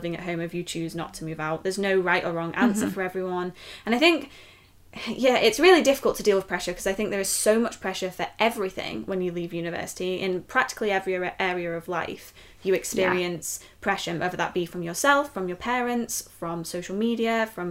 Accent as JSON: {"language": "English", "area": "near Liverpool", "region": "North West England", "country": "United Kingdom", "tie": "born or raised there", "also_born_or_lived": "Leeds", "moved": "as an adult", "lives_now": "York, United Kingdom", "said": "I grew up near Liverpool"}